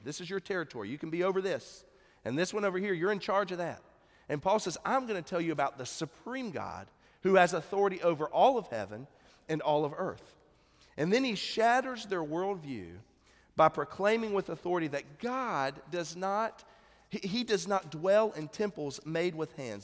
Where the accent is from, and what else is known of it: United States